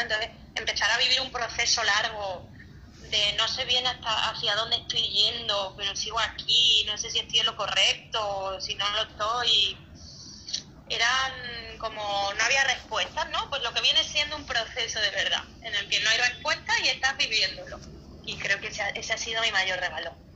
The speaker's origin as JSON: {"language": "Spanish", "town": "Cáceres", "region": "Extremadura", "country": "Spain", "said": "Yo soy de Cáceres, que es una ciudad en el sur de España muy pequeñita"}